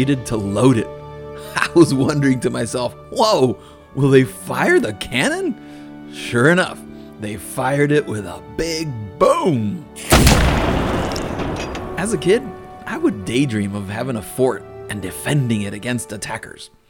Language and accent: English; Massachusetts, United States; Growing up in Massachusetts